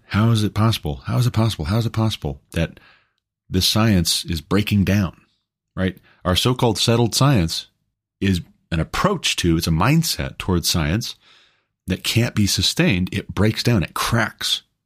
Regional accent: United States; I'm an American

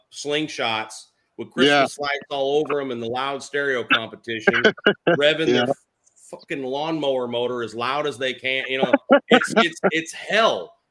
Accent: St. Louis, Missouri, United States; now in West Palm Beach, United States; St. Louis, my hometown

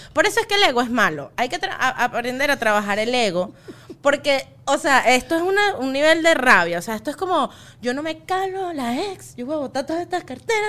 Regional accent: Los Teques, Miranda, Venezuela; born or raised there; also born or lived in Trujillo (family)

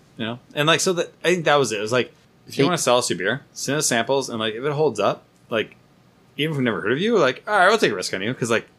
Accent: Santa Rosa, California, United States; it's my hometown. Santa Rosa Brewing, Santa Rosa is literally where I grew up. It's like I spent most of my growing childhood time up there.

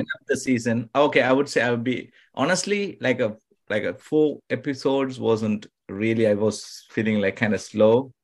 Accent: Sri Lanka; first language Tamil; English is a second language; now in United States; I'm from originally from Sri Lanka, it's an island

